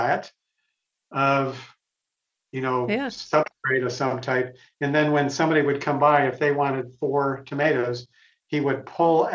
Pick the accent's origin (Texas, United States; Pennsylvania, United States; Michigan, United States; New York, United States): Michigan, United States; West; moved away; I went to Michigan State because I grew up in West Michigan